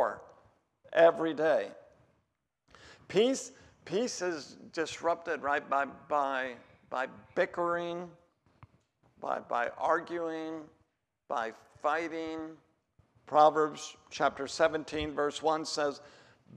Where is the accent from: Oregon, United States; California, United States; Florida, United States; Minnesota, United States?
Oregon, United States; I'm from Oregon